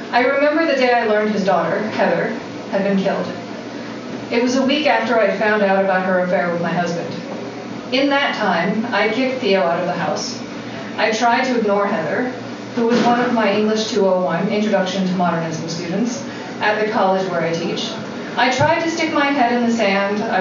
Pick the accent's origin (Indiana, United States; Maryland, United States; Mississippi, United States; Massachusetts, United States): Massachusetts, United States; Waltham; I used to swim when I was younger, a little girl growing up in Waltham, Massachusetts, I was on the swim team.